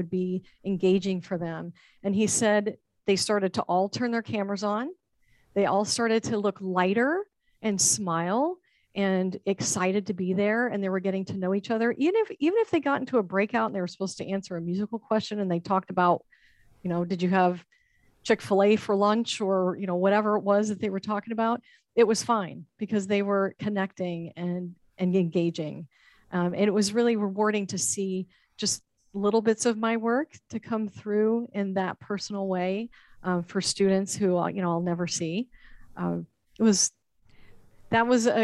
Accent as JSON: {"language": "English", "region": "Texas", "country": "United States", "moved": "as an adult", "lives_now": "Florida, United States", "said": "my home state of Texas"}